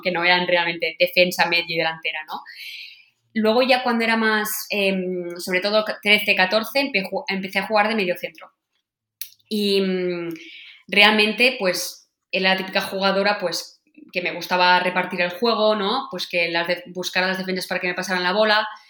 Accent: Sant Cugat del Vallès, Catalonia, Spain; Yo nací en San Juan del Vallés

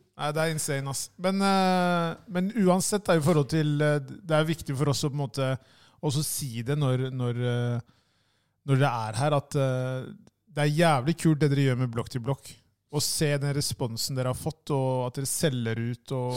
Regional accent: Oslo, Norway; det er en ting som jeg har sett i Groruddalen ved å på en måte ha vokst opp her

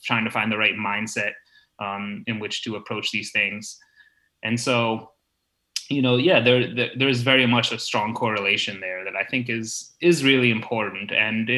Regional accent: United States; also born or lived in Malaysia / Hong Kong; now in Boston, United States; after college, I actually left the US. I moved out to Asia

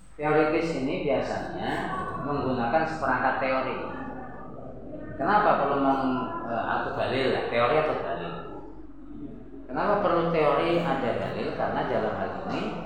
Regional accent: Java, Indonesia; saya orang Jawa

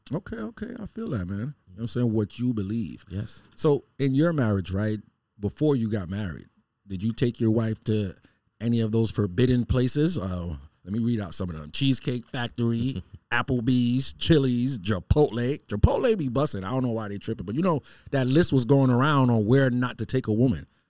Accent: New York City, New York, United States; moved away; Growing up in Queens

